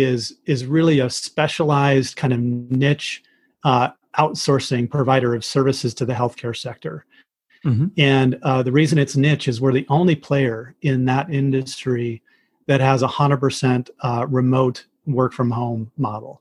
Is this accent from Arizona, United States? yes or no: yes; Arizona, United States; moved away as an adult; also born or lived in Michigan / Chicago; I'm from Arizona initially, where I live now